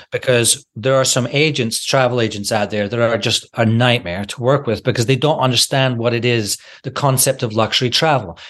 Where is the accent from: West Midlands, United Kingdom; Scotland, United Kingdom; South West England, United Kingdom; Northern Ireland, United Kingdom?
Scotland, United Kingdom; I'm from Scotland